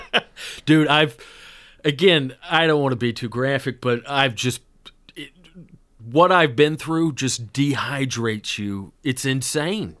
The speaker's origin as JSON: {"language": "English", "region": "the South", "country": "United States", "tie": "born or raised there", "moved": "yes", "lives_now": "Los Angeles, United States", "said": "growing up in the South"}